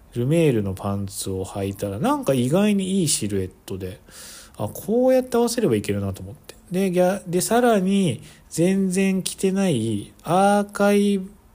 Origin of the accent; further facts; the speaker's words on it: Kansai, Japan; moved away as an adult; now in United States; 関西出身なので